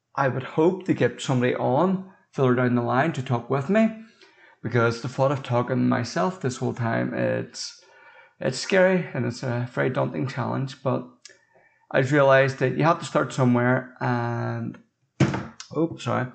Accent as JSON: {"language": "English", "region": "Northern Ireland", "country": "United Kingdom", "said": "I'm not from America. I'm from Northern Ireland"}